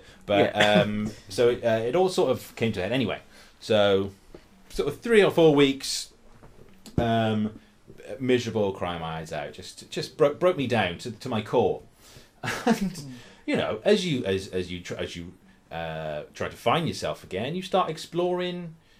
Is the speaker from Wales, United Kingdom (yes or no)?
yes; Abergavenny, Wales, United Kingdom